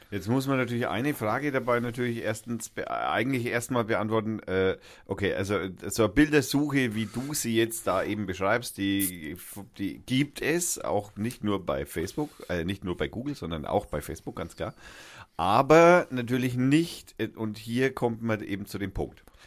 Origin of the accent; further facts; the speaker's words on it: Germany; wir wundern uns als Deutsche